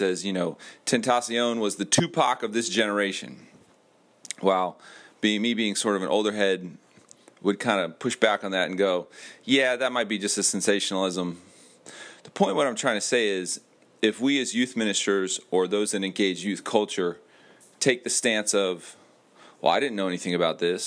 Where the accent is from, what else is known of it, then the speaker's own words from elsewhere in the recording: Miami, Florida, United States; I was born in Miami